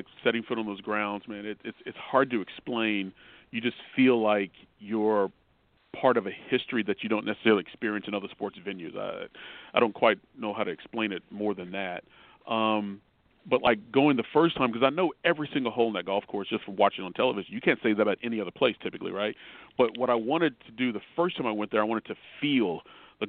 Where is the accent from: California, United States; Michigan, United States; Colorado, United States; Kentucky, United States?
Kentucky, United States; Louisville; moved away as an adult; also born or lived in Los Angeles / Memphis; now in Connecticut, United States; growing up in Kentucky